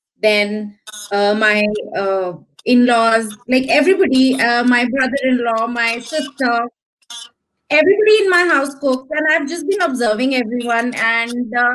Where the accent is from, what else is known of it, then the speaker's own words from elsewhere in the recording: New Delhi, Delhi, India; So I am from New Delhi, India, the capital of India. And I'm a proper Delhi girl